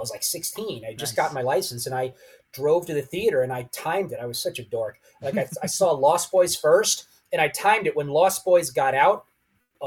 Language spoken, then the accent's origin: English; Poughkeepsie area, New York, United States; moved away as an adult; my hometown before I packed up and drove across country